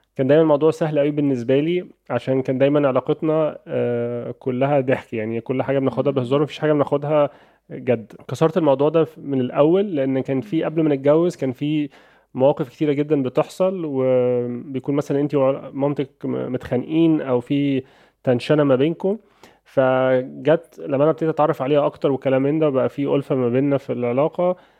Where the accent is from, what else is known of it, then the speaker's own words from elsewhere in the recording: Egypt; عندنا في مصر